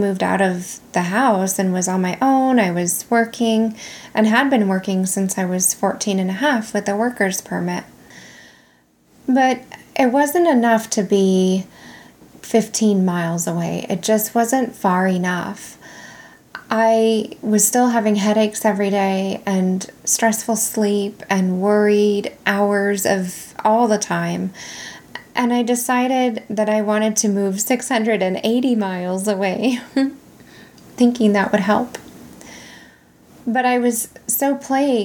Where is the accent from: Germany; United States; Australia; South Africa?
United States; California; moved away as an adult; also born or lived in Nevada; I made a big girl decision to leave my home state of California and move to Nevada.